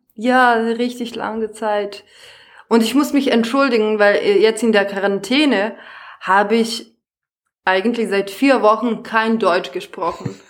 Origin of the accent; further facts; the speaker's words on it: Serbia; German is a second language; moved away as an adult; now in Germany; ich komme ursprünglich aus Serbien